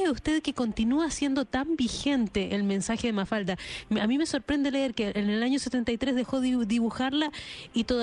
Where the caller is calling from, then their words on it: Madrid, Community of Madrid, Spain; Maestro, Maestro, sí, le, hablo desde Madrid, soy la corresponsal de Blue Radio en Madrid